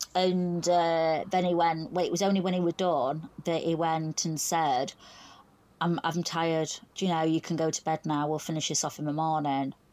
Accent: Doncaster, Yorkshire and the Humber, United Kingdom; I'm from Doncaster, South Yorkshire, so uh, about a good hour's drive

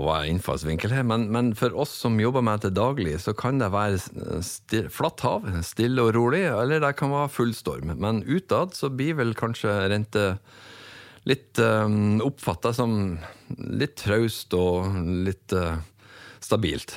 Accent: Northern Norway, Norway; accent: Northern Norwegian; moved away; also born or lived in Bergen; jeg er vel nordlending som folk flest hører

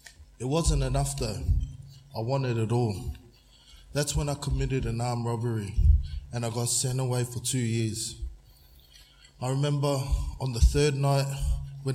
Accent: Shepparton, Victoria, Australia; also born or lived in Brisbane, Australia; I grew up in Shepparton

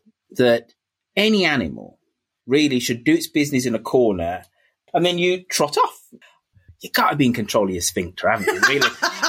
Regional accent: Birmingham, West Midlands, United Kingdom; I'm from Birmingham.

